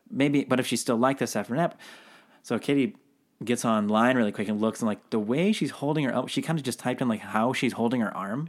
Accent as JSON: {"language": "English", "town": "Seattle", "region": "Washington", "country": "United States", "said": "now I'm from Seattle, so very coffee heavy town."}